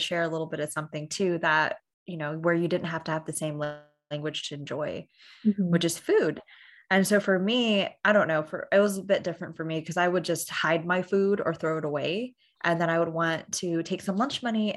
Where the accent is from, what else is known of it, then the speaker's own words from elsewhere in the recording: the South, United States; I grew up in the South